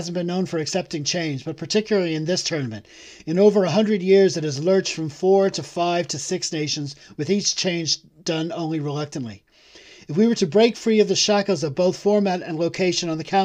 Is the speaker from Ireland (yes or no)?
yes; Ireland; As an Irish fan